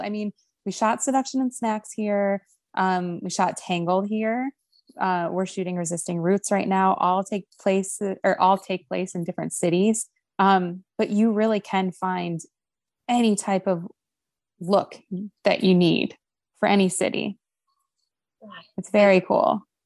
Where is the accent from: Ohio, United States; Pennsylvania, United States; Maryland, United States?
Ohio, United States; moved away; ohio which is my home state